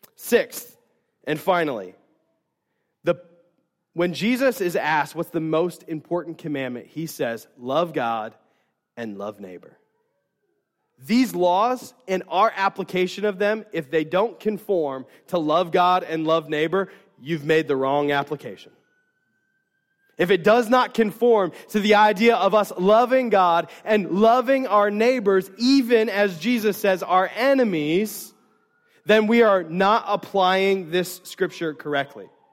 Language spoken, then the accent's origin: English; United States; as American Christians